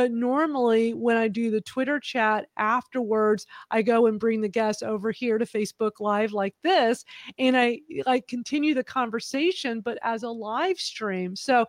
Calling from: Houston, Texas, United States; I'm in Houston, Texas.

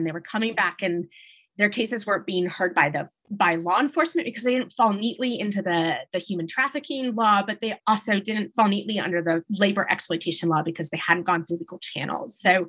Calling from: Washington, District of Columbia, United States; also born or lived in Thailand / Nepal; I'm calling in from Washington, D.C.

